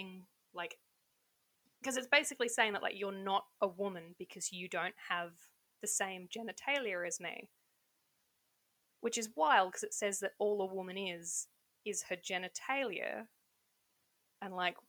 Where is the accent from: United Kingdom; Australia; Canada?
Australia; I mean, I would say, hey, come visit Australia, but you're not allowed to.